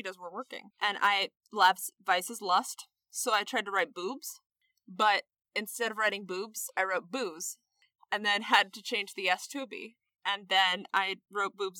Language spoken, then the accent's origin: English; Minnesota, United States; I'm from Minnesota. I know how to act cold. I was born in the cold